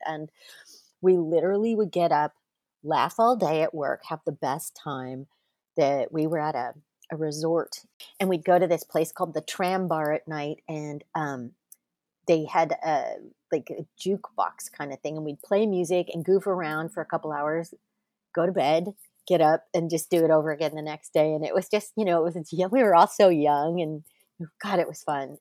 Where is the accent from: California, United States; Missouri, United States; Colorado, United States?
California, United States; Manhattan Beach; I grew up in Manhattan Beach, uh, California, just south of L A X Airport